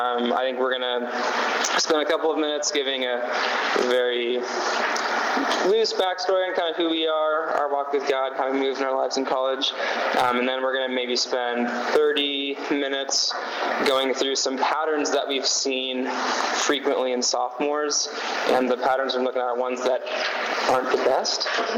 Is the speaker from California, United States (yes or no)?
yes; Sacramento, California, United States; I'm from Sacramento, California. I did not grow up in a Christian home.